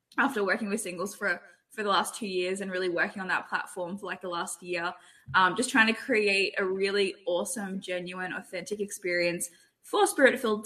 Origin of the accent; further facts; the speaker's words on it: Australia; moved away as an adult; also born or lived in Toronto, Canada; now in California, United States; I'm Australian